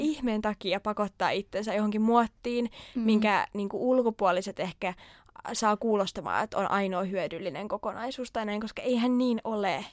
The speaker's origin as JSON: {"language": "Finnish", "town": "Turku", "region": "Southwest Finland", "country": "Finland", "tie": "born or raised there", "said": "ihan Turusta kotoisin ja nyt sitten pitkän harkinnan jälkeen jäin myös turkulaiseksi."}